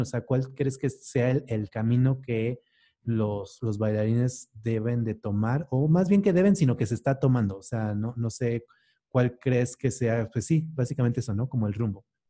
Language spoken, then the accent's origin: Spanish; Mexico; nosotros como mexicanos